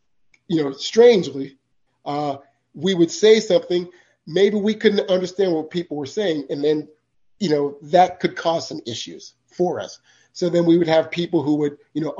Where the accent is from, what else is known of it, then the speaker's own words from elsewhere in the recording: Vermont, United States; I'm from Vermont. Okay. So there weren't very many Black people in Vermont, you know, when I was born, when I was growing up